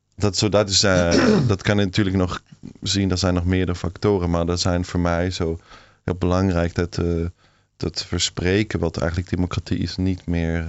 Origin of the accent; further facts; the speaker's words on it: Switzerland; Dutch is a second language; moved away; in Zwitserland, waar ik opgegroeid ben